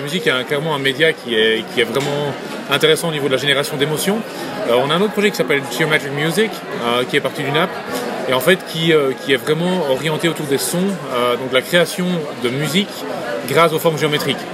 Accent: Belgium; moved away as an adult; now in United States; je suis un Belge aux États-Unis

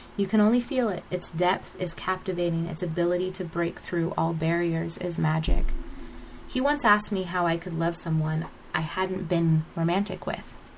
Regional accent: United States; my father is Nigerian, and although I was raised in America

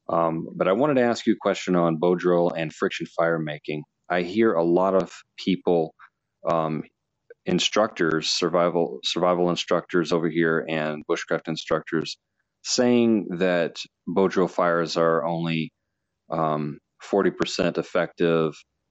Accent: Illinois, United States; I'm from Illinois in the United States.

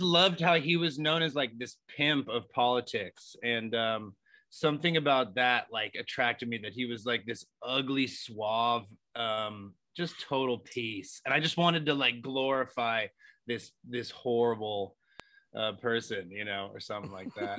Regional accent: Los Angeles, California, United States; born and raised in Los Angeles.

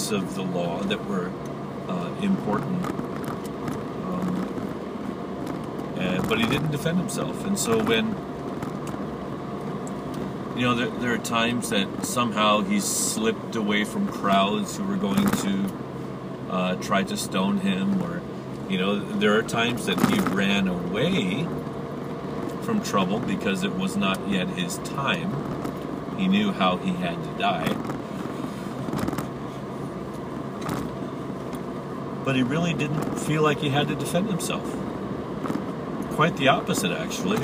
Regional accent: United States; being American, I've grown up in a very competitive way

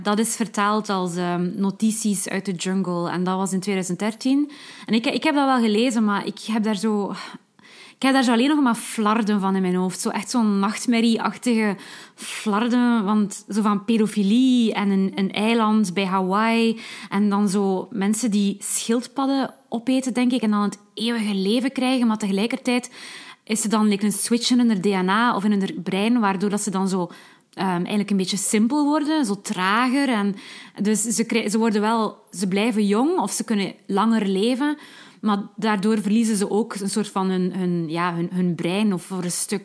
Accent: West Flanders, Belgium; als West-Vlaming moet ik

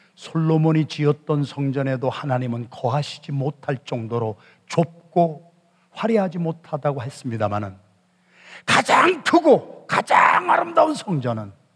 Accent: Yesan, South Chungcheong, South Korea; 저는 충청남도 예산군 예산읍 신흥동 314번지에서 바람이 몹시 불던 밤에 태어난 충청도 진골인데

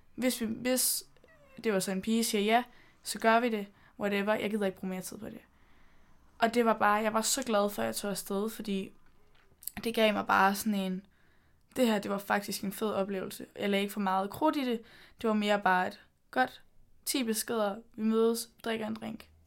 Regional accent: Denmark; moved away as an adult; also born or lived in London; mine venner hjemme i Danmark

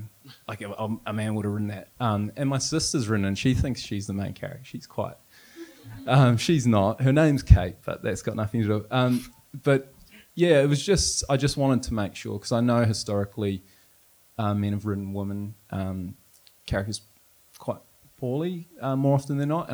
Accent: New Zealand; moved away; also born or lived in Canada; I'm from New Zealand

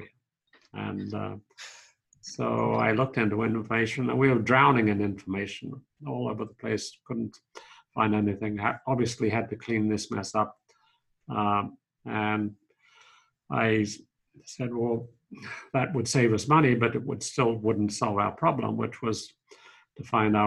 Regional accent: Sydney, New South Wales, Australia; moved away as an adult; also born or lived in Oxford; now in Washington, D.C., United States; Born in Sydney. I grew up there and I studied psychology and law at Sydney University

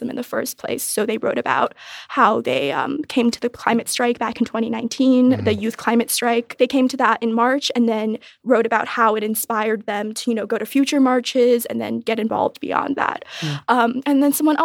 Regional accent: Beijing, China; moved away; growing up in Beijing in like a really tall high-rise building

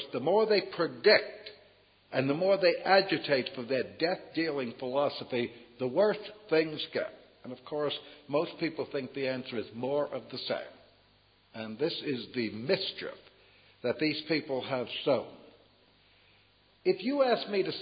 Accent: United States

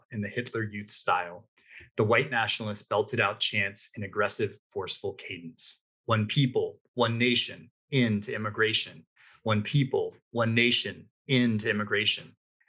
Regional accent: Virginia, United States; I grew up in Virginia, and most of my ancestors were living in North Carolina and Georgia, so mostly in the South.

